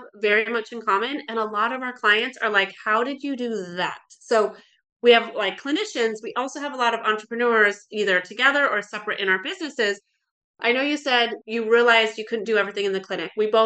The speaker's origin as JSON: {"language": "English", "region": "Alaska", "country": "United States", "tie": "born or raised there", "also_born_or_lived": "Oregon", "moved": "as an adult", "said": "I grew up in Alaska, really loved Alaska"}